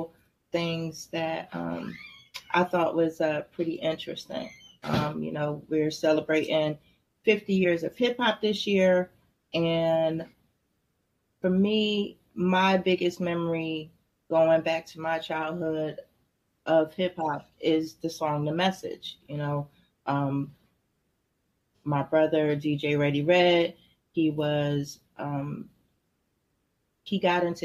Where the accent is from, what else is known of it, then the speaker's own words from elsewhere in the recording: Trenton, New Jersey, United States; growing up in Trenton, where we grew up at wasn't necessarily the projects or a bad area